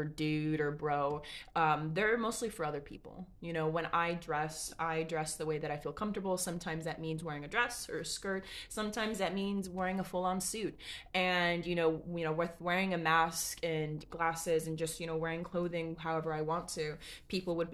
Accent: Los Angeles, California, United States; I'm Mexican American, and we live in Los Angeles

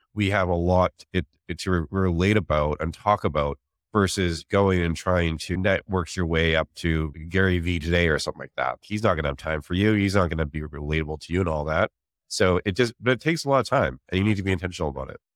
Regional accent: Canada; moved away as an adult; also born or lived in Vancouver; now in San Francisco, United States; I'm actually Canadian as well. I moved from Vancouver to San Francisco

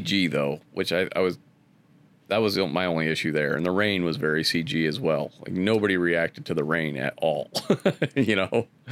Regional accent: Akron, Ohio, United States; Growing up in Akron

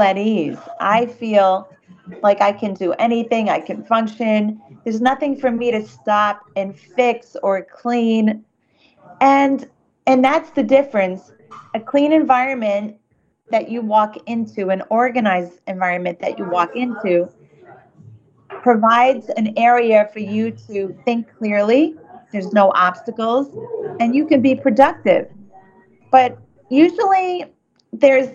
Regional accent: New York, United States; I'm a New Yorker

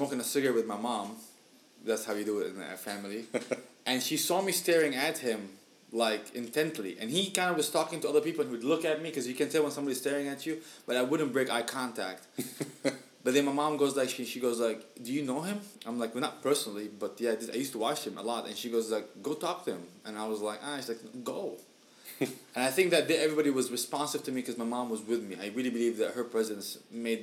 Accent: Syria; now in Michigan, United States; we're from Syria, you know, but we reside in Michigan

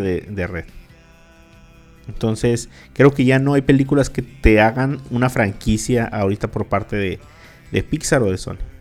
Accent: Mexicali, Baja California, Mexico; los que somos acá de Mexicali y de Baja California, de Caléxico

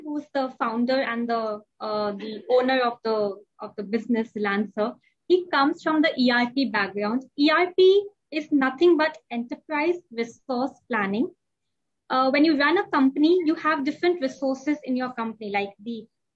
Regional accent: India; moved away as an adult; now in Dubai, United Arab Emirates; I'm an Indian, and I was born and brought up in India, and we moved to Dubai.

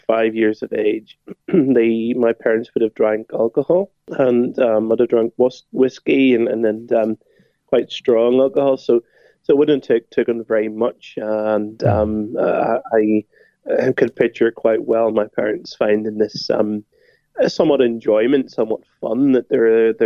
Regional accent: Northern Ireland, United Kingdom; I was brought up in Northern Ireland

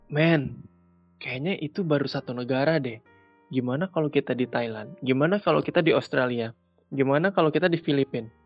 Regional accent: West Java, Indonesia; Kita sebagai orang Sunda, kita sebagai orang di Indonesia.

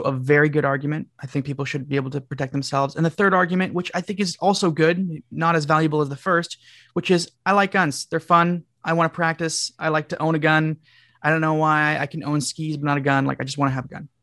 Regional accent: Canada; I'm from Canada

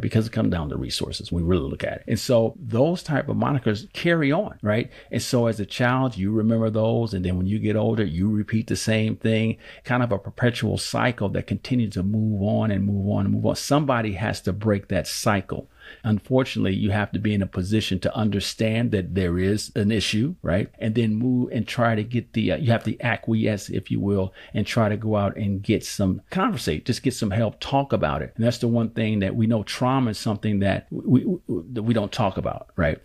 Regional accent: Oakland, California, United States; born and raised in Oakland, California.

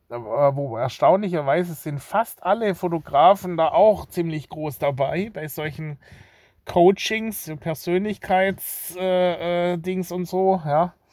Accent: Baden-Württemberg, Germany; Als Schwabe ist man da nicht gerade äh, profiliert.

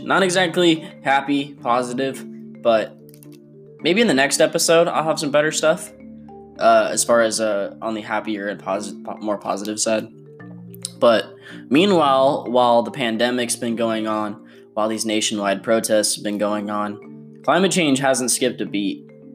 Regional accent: California, United States; my home state of California

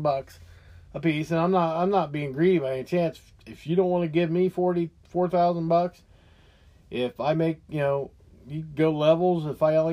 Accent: United States; as an American

